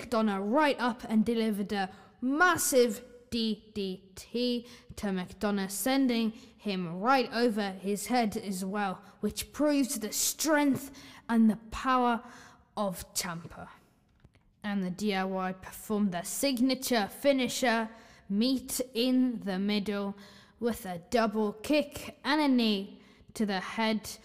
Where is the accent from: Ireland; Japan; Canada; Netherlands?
Ireland; I'm Irish